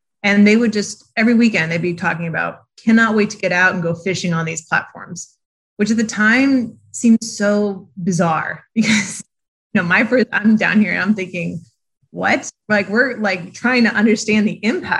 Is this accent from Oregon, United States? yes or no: no; New Hampshire, United States; moved away; I'm actually originally from New Hampshire